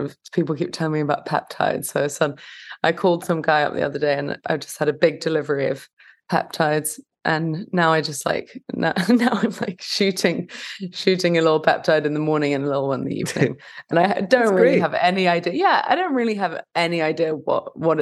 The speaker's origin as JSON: {"language": "English", "region": "London", "country": "United Kingdom", "also_born_or_lived": "West Hollywood, Los Angeles", "moved": "as an adult", "lives_now": "Los Angeles, United States", "said": "I'm from London"}